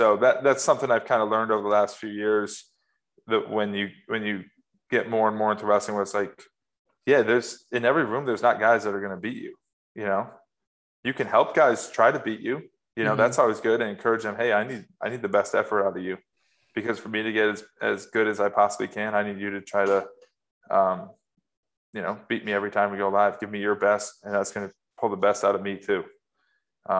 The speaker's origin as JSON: {"language": "English", "region": "New York", "country": "United States", "tie": "born or raised there", "also_born_or_lived": "Raleigh, North Carolina", "moved": "as an adult", "lives_now": "Ithaca, United States", "said": "the area I grew up here in New York in terms of the ruralness of it"}